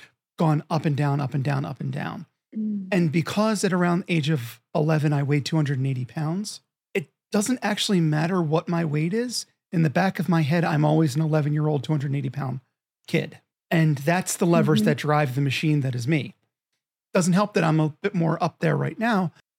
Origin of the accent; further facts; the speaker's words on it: Philadelphia, Pennsylvania, United States; I'm from Philadelphia and I carry that.